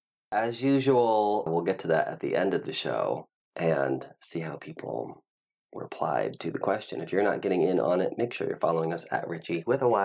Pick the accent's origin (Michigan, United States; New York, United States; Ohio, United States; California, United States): Ohio, United States; moved away as an adult; I was born and raised in Ohio until I moved out here when I was, like, 19